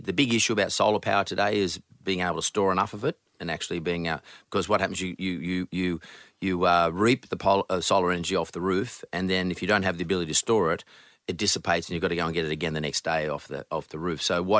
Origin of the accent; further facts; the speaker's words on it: Australia; We're Australian. Why wouldn't you consider us?